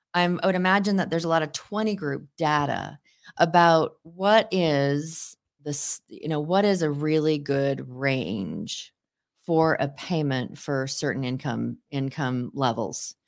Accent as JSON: {"language": "English", "town": "Seattle", "region": "Washington", "country": "United States", "tie": "born or raised there", "said": "'cause I grew up in the Seattle area"}